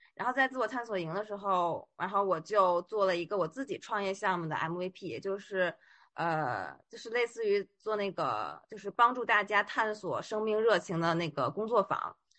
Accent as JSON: {"language": "Chinese", "region": "Beijing", "country": "China", "moved": "as an adult", "lives_now": "Shanghai, China", "said": "因为我是北京人嘛，然后就一直在北京工作"}